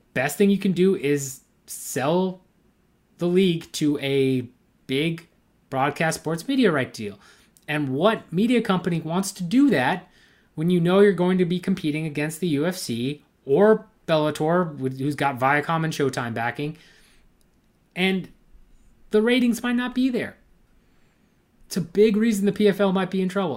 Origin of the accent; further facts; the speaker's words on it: United States; It's pretty close to my hometown